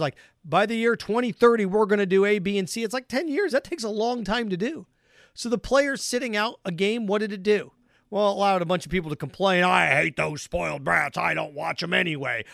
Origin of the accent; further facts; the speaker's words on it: Midwest, United States; I grew up in the Midwest